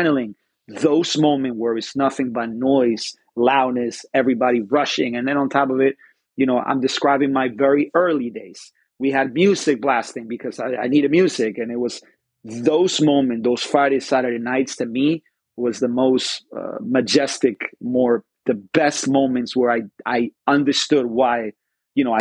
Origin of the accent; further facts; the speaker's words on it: Spain; moved away; I'm from Spain, so I'm always going to have a Spanish influences when I cook